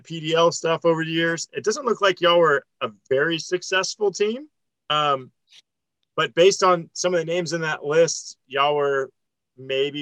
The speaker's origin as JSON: {"language": "English", "town": "Tampa", "region": "Florida", "country": "United States", "said": "I'm from Tampa, Florida, which those that don't realize, Outback Steakhouse was founded down the street from my house in Tampa"}